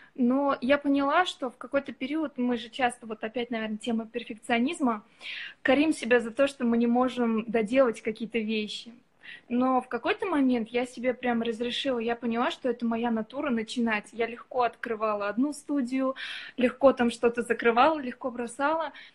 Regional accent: Ufa, Bashkortostan, Russia; now in Saint Petersburg, Russia; Я вообще из Уфы

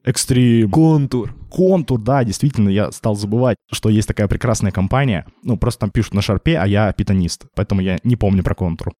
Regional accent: Yekaterinburg, Sverdlovsk Oblast, Russia; moved away as an adult; now in Saint Petersburg, Russia; я изначально родился в Екатеринбурге, то есть пошел здесь в университет

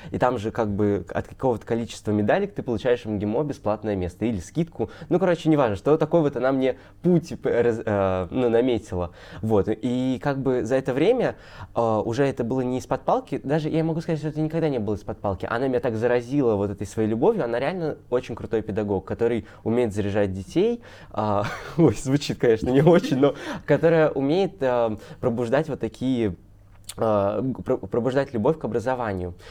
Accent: Kaliningrad, Kaliningrad Oblast, Russia; я из Калининграда

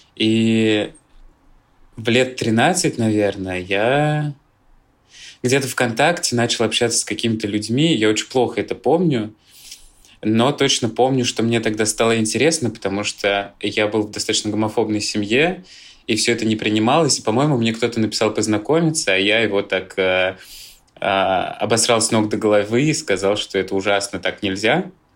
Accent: Moscow, Russia; Я родился в Москве и всегда здесь жил

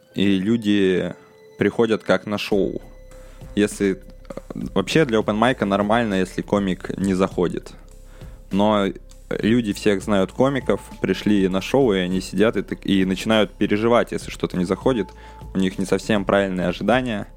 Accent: Udmurtia, Russia; moved away as an adult; now in Moscow, Russia; я в селе рос в Удмуртии

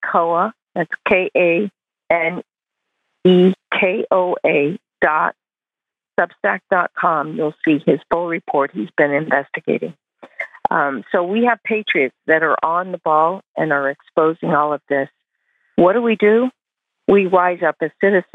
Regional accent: Taiwan; now in California, United States; I grew up in Taiwan

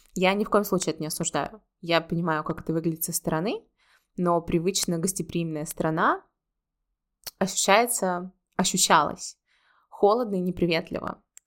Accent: Russia; moved away as an adult; also born or lived in Saint Petersburg, Russia; now in Georgia; я люблю Петербург, это мой родной город, второй родной город, после моего действительно родного города

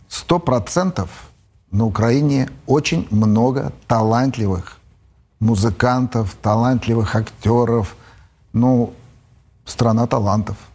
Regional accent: Russia; born there; Для меня есть Россия. Я родился в России.

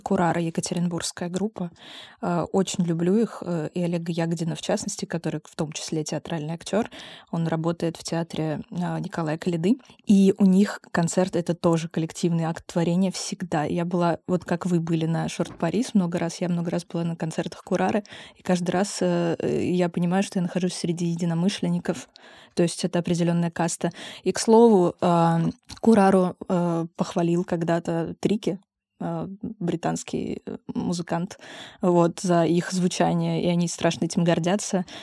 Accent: Dushanbe, Tajikistan; now in Russia; я родилась в Душанбе. Да, я, я из Таджикистана

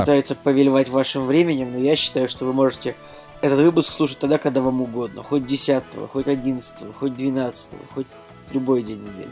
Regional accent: Saint Petersburg, Russia; в моем родном городе, Санкт-Петербурге

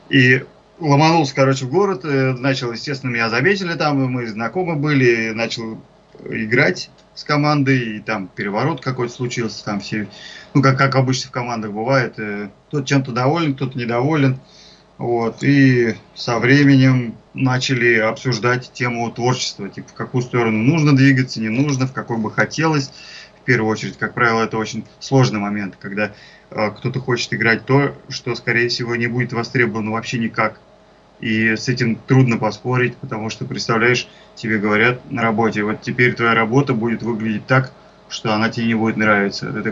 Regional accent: Ivanovo, Ivanovo Oblast, Russia; moved away as an adult; now in Moscow, Russia; Я из Иванова приехал в Москву, как в старой сказке.

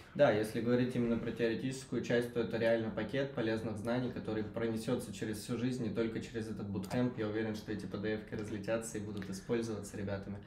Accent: Belgorod, Belgorod Oblast, Russia; moved away; я сам из Белгорода, который, собственно, к Воронежу не так уж и далеко

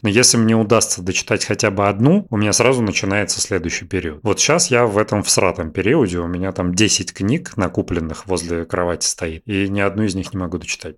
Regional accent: Russia; мы из России

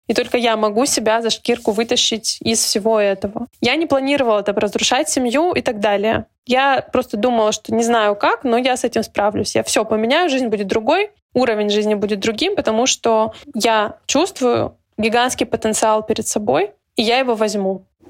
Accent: Yessentuki, Stavropol Krai, Russia; moved away as an adult; also born or lived in Saint Petersburg / Budyonnovsk; Ессентуки. Это мой родной город.

